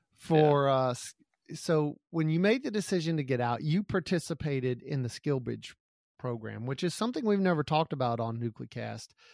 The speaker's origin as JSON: {"language": "English", "region": "Gulf Coast", "country": "United States", "tie": "born or raised there", "said": "I grew up on the Gulf Coast"}